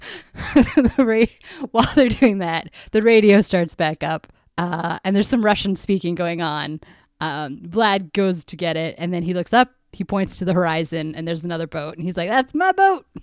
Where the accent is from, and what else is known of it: Canada